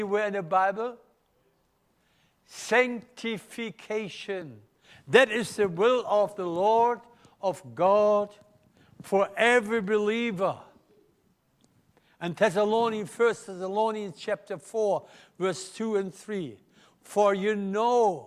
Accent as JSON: {"language": "English", "country": "Germany", "accent": "German", "second_language": "English", "moved": "yes", "lives_now": "Melbourne, Australia", "said": "my German accent"}